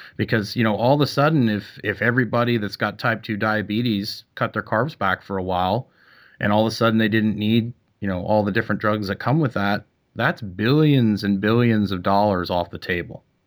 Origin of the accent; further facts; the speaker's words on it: Canada; moved away; I'm from Canada